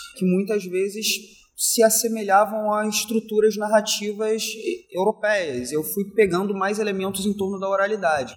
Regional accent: Rio de Janeiro, Brazil; eu sou da zona norte do Rio de Janeiro, sou cria do Complexo do Alemão.

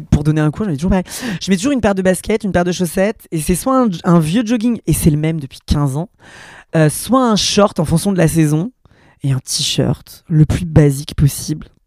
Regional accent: France; j'ai grandi derrière la Cité Jardin

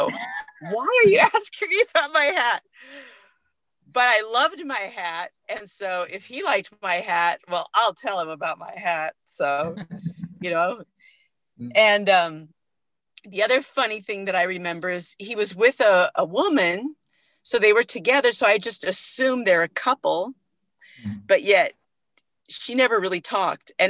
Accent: Oahu, Hawaii, United States; moved away as an adult; also born or lived in San Francisco, California / Kauai, Hawaii; I grew up on Oahu, which is the main island

